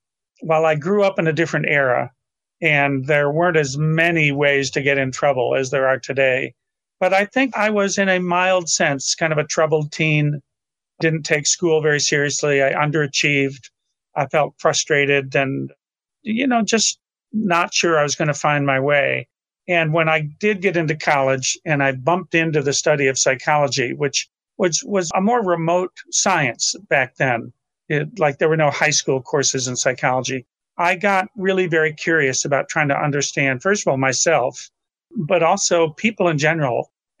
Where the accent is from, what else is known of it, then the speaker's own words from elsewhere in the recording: Rochester, New York, United States; Rochester, New York.